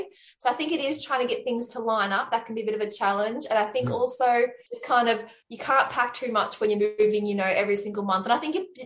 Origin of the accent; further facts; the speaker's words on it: Australia; moved away; also born or lived in London; I'm Australian